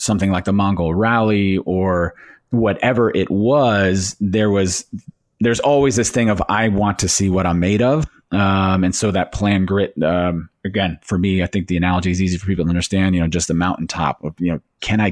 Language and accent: English; Northeast America, United States; I grew up in the Northeast America.